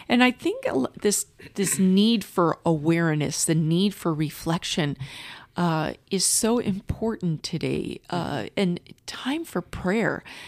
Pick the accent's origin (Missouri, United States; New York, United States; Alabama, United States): Missouri, United States; St. Louis; moved away as an adult; now in Culver City, United States; I'm originally from Saint Louis, Missouri